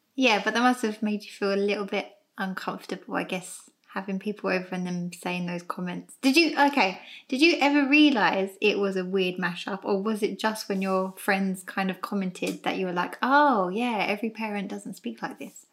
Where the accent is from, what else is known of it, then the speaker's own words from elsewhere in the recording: London, United Kingdom; both my mum and dad were born over here in England, and as were my sisters and I. And then we've grown up here ever since.